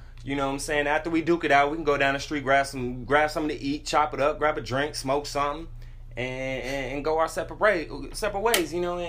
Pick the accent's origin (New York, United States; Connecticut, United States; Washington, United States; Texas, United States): Texas, United States; San Antonio; back home in San Antonio, Texas